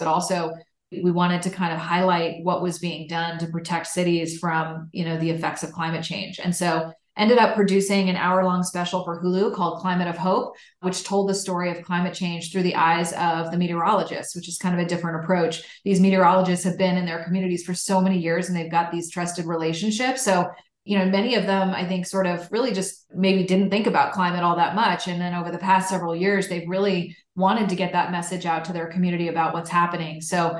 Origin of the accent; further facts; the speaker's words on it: Washington, United States; I grew up outside Washington, D.C.